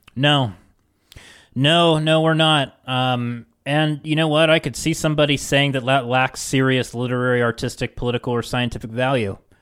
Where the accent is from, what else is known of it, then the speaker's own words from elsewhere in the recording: West Virginia, United States; moved away as an adult; also born or lived in Nashville; I'm from West Virginia, and I, I moved away